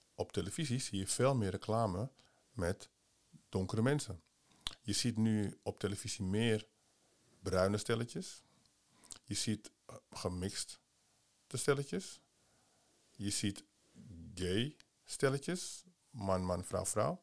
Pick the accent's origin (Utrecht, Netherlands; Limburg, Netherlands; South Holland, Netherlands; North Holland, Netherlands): North Holland, Netherlands; Amsterdam; Amsterdam. Oké, waar van Amsterdam? Ja, Holendrecht